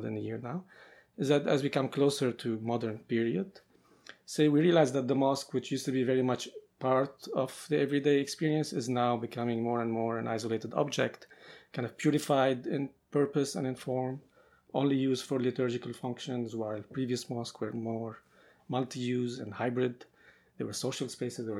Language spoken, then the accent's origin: English; Beirut, Beirut Governorate, Lebanon; both of Makrem and I grew up in Beirut and in Lebanon during kind of years of conflict